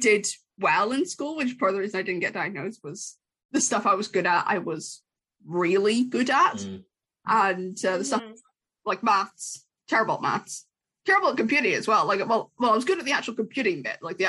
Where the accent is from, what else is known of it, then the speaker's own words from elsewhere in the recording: Ireland; I'm Irish